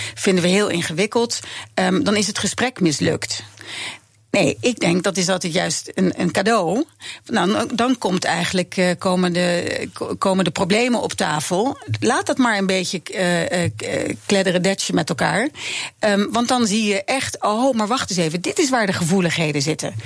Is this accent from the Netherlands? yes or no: yes; Netherlands; als Nederlanders